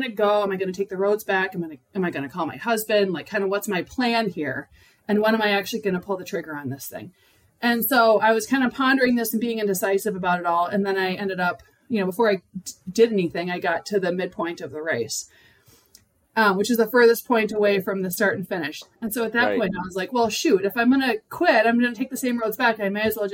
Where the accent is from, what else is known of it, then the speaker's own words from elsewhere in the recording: Rhode Island, United States; also born or lived in Minnesota; I grew up primarily in Rhode Island and on the East Coast.